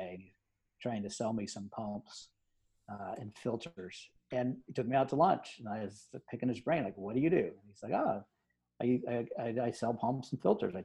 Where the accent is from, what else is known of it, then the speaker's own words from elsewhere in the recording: Omaha, Nebraska, United States; I grew up in Omaha, Nebraska